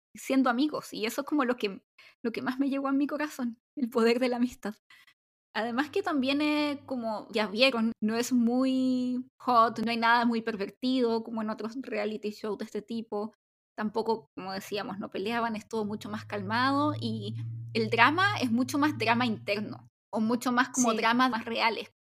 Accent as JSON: {"language": "Spanish", "country": "Chile", "also_born_or_lived": "South Korea", "said": "soy chilena y los chilenos somos como más reservados"}